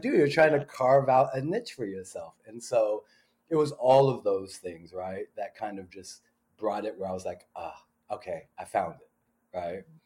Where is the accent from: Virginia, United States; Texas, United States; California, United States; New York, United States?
California, United States; Pasadena; grew up in Pasadena, California.